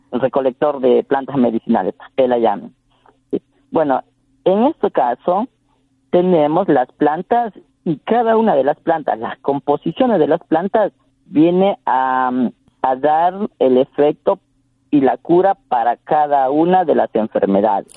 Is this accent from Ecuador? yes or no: yes; Tsáchila people, Santo Domingo de los Tsáchilas, Ecuador; first language Tsafiki; Spanish is a second language; en Safiki, que en nuestra lengua materna